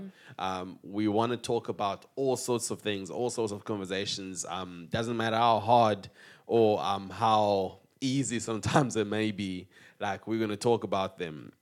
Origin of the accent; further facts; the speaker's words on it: South Africa; we are proudly South African